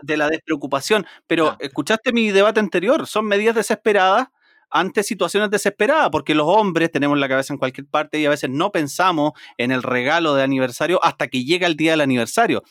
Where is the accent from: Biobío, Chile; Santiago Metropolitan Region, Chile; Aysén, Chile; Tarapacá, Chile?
Biobío, Chile; Talcahuano; also born or lived in Concepción; soy nacido y criado en Talcahuano